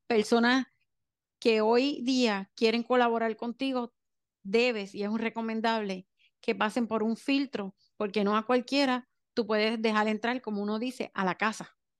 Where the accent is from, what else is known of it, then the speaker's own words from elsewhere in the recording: Puerto Rico; soy de Puerto Rico